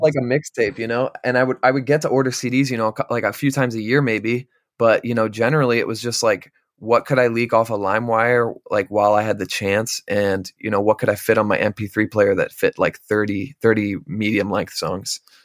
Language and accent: English; Bellefonte, Pennsylvania, United States; also born or lived in Carlisle, Pennsylvania; I'm actually from central Pennsylvania